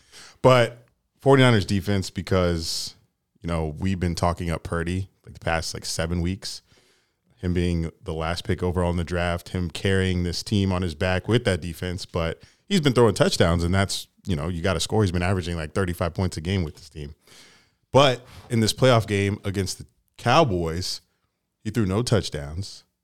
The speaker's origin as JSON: {"language": "English", "country": "Jamaica", "said": "We're headed to the Grand Cayman, Cozumel, my home country, Jamaica, man."}